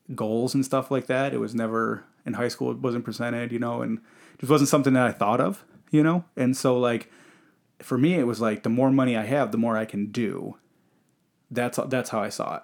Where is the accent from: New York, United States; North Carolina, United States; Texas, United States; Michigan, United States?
Michigan, United States; I grew up in Michigan and, you know, Michigan is primarily a blue collar state.